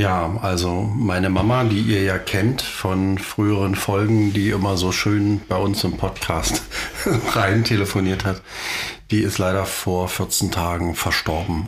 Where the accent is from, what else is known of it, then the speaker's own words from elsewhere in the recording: East Germany, Germany; wir kommen ja aus der DDR